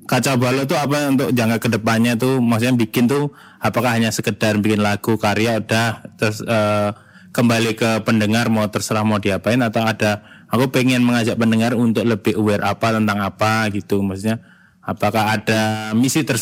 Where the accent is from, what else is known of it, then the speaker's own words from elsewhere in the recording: Klaten, Central Java, Indonesia; Salam kenal juga, saya juga dari Klaten Mas.